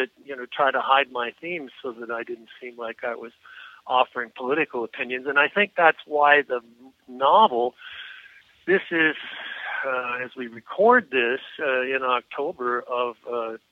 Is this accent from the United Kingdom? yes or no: no; Canada; moved away as an adult; also born or lived in United States; as a Canadian citizen